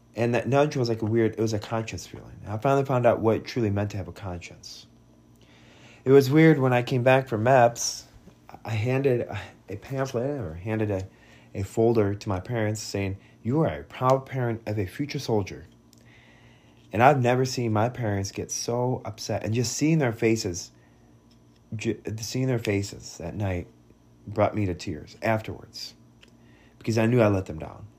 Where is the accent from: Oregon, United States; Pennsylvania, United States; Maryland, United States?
Oregon, United States; Bend; also born or lived in Vladikavkaz, Russia; we grew up, and during my time in Bend, Oregon